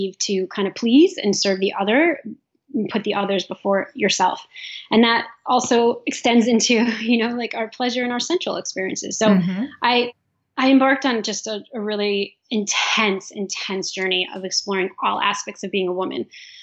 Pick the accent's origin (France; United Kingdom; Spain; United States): United States; New York; I'm from New York, and there was some violence in the community